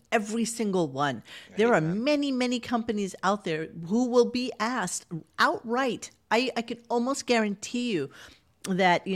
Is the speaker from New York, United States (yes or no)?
yes; New York City, New York, United States; I have born and raised in New York City